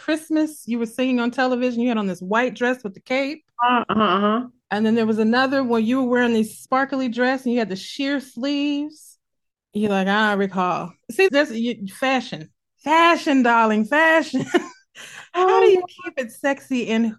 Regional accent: Midwest, United States; accent: Midwestern; My Midwestern accent. People are like, where are you from? A farm? I'm like, nope, just the middle.

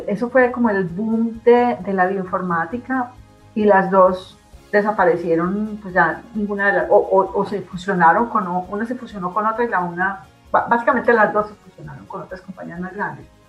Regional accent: Colombia; moved away as an adult; also born or lived in France / Leuven, Belgium; now in Canada; yo salí de Colombia en el año básicamente 93, porque yo, claro, hice, terminé medicina, me gradué, hice el rural

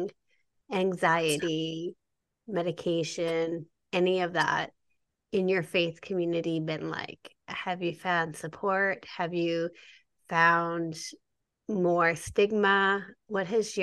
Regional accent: Canada; I'm Canadian

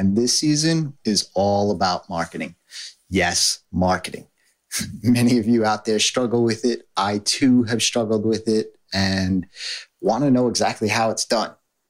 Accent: New York, United States; accent: New York; Well, hey, people, you know, struggle with my New York accent.

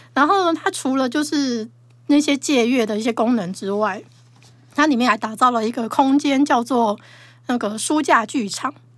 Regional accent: Taiwan; 我们台湾人

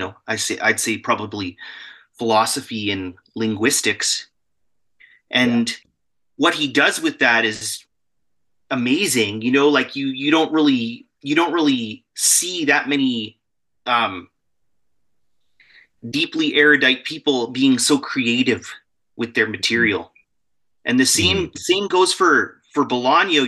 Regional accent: Alberta, Canada; also born or lived in Vancouver; Born and raised. I'm from Alberta. I'm in Alberta right now.

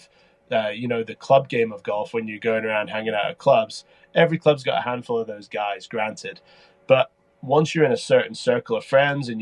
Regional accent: Scotland, United Kingdom; I was from Scotland

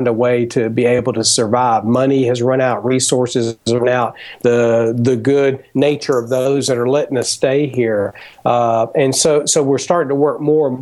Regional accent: United States; my home country that's near and dear to my heart, the United States

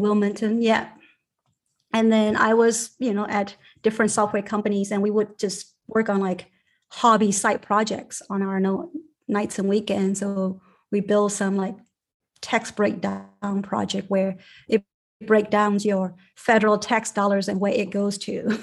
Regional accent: Yangon, Yangon Region, Myanmar; moved away; I grew up in a basically on top of a factory, my parents' factory in Rangoon, Burma

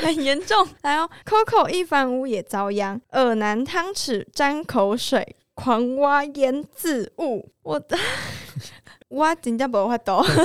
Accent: Taiwan; 我们台湾人吃牛肉面啊，就会加酸菜一样

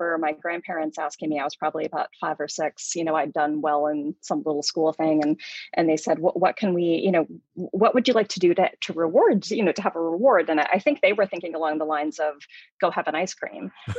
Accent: Louisville, Kentucky, United States; I'm from Louisville, Kentucky

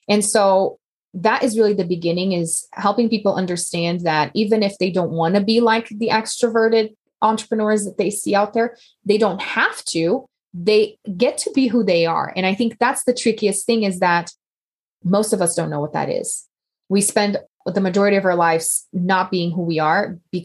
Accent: Brazil; moved away as an adult; now in United States; I'm from Brazil originally, and we actually had the babies in Brazil.

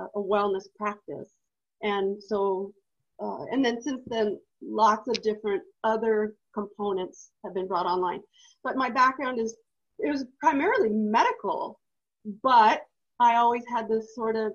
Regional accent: Truckee, California, United States; I moved away from my hometown. I was interned up at a ranch in Oregon, and then I got shipped to a facility that does all of the stuff that you see when people are paraplegic and you have to learn how to live all over again. And then after that, I went back to Truckee. So Truckee, California

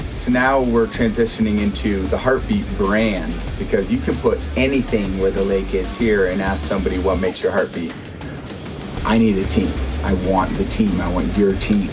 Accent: South Lake Tahoe, California, United States; I'm born and raised in South Lake Tahoe, and this is the best place to ever grow up.

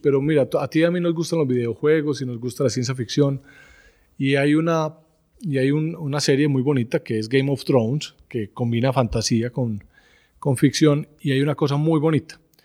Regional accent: Medellín, Antioquia, Colombia; soy estudiante del Colegio Gimnasio Los Alcázares en Medellín

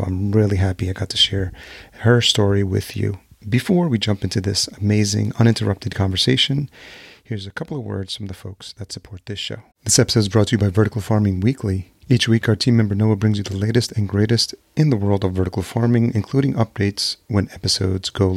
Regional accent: Yonkers, New York, United States; moved away as an adult; also born or lived in Los Angeles; now in Minneapolis, United States; I grew up in Yonkers. I grew up in Yonkers, New York

